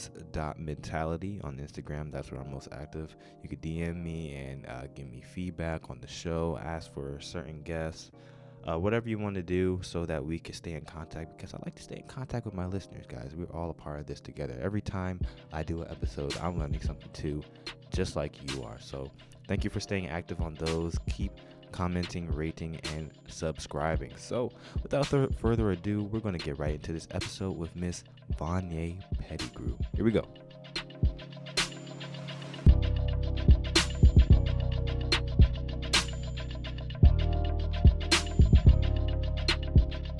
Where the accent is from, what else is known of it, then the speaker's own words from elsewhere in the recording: Baltimore, Maryland, United States; my family's from Baltimore. I was born in Baltimore